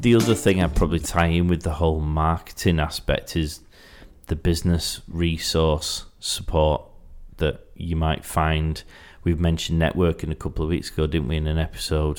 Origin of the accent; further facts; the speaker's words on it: Yorkshire and the Humber, United Kingdom; I'm from Yorkshire